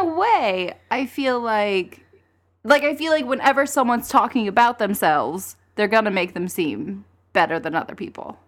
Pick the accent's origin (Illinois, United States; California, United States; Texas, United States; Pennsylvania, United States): Texas, United States; also born or lived in Brooklyn, New York City; now in New York City, United States; I'm from Texas. I live